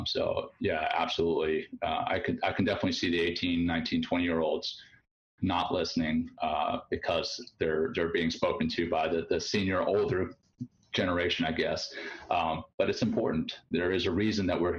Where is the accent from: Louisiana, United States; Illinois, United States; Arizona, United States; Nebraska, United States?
Louisiana, United States; moved away as an adult; I came from Louisiana